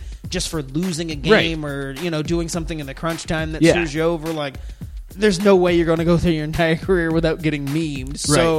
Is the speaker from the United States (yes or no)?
no; Mexico; I'm from Mexico. He wants to put up a wall in front of my country.